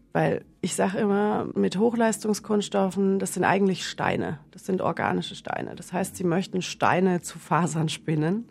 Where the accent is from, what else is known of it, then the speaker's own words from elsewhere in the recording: Middle Franconia, Northern Bavaria, Germany; accent: southern German; also born or lived in Paris, France; now in Vienna, Austria; Gebürtig komme ich aus Nordbayern, das heißt mit dem entsprechenden äh, süddeutschen Flavor